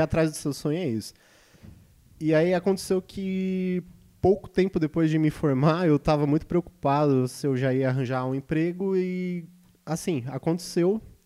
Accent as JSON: {"language": "Portuguese", "town": "Ribeirão Pires", "region": "São Paulo", "country": "Brazil", "tie": "born or raised there", "said": "eu nasci em Ribeirão Pires, uma cidade."}